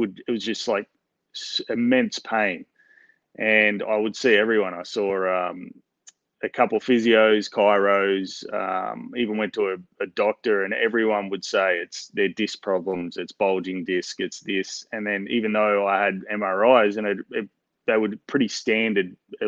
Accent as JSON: {"language": "English", "town": "Newcastle", "region": "New South Wales", "country": "Australia", "tie": "born or raised there", "also_born_or_lived": "Melbourne", "accent": "Australian", "said": "I was born in Melbourne, but I'm pretty much a Novocastrian. I grew up in Newcastle"}